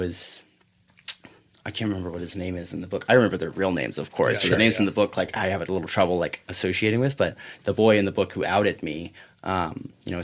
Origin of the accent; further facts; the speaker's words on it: Kentucky, United States; moved away as an adult; also born or lived in Washington State; I had left high school and gone and created this whole life, you know, and left Kentucky and then came back.